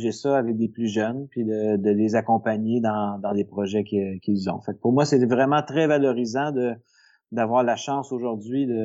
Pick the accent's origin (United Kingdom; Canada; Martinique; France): Canada; L'Assomption, Quebec; also born or lived in Saint-Hyacinthe; je suis né à Saint-Hyacinthe, mais euh, je me suis euh, posé, disons, euh, plutôt vers la, fin de mon primaire, là, dans la dans la banlieue de Montréal, dans la région de, de Lanaudière, à l'Assomption.